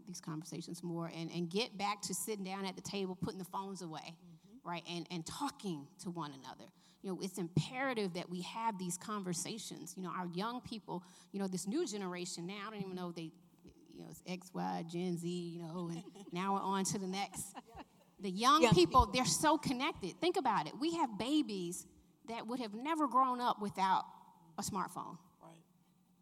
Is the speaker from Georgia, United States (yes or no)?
yes; Atlanta, Georgia, United States; I grew up in Southwest Atlanta